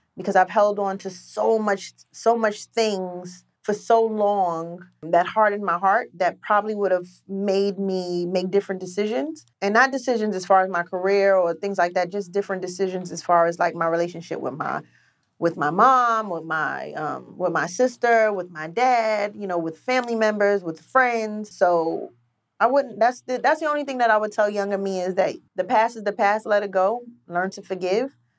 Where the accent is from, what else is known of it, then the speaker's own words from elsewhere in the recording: New York City, New York, United States; I grew up in Queens